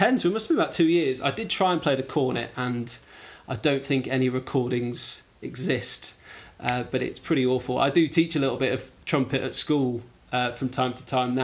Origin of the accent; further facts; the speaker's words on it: Wrexham, Wales, United Kingdom; moved away as an adult; also born or lived in Blackpool / East Anglia / South London; I really, I suppose, grew up in Wrexham. We spent 10 years, which is unusual to spend that long as officers' children in one place, from 8 till 18 till I went to university